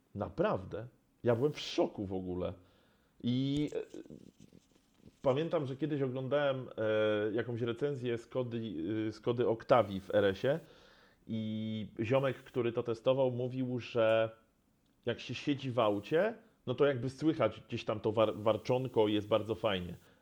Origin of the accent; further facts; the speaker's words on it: Poznań, Greater Poland, Poland; ja z Poznania